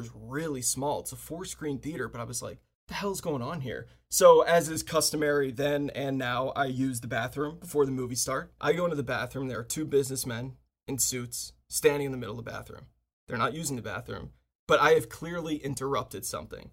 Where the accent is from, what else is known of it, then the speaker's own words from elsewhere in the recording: Washington, D.C. area, District of Columbia, United States; I live, I grew up in the Washington, D C area, suburb of Washington, D C.